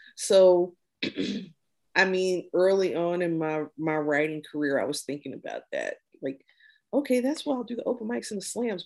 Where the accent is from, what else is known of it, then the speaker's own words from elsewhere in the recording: Midwest, United States; growing up in the Midwest